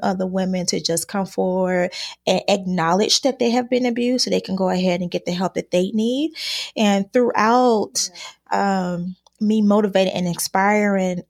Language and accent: English; Chicago, Illinois, United States; I was born and raised in Chicago, Illinois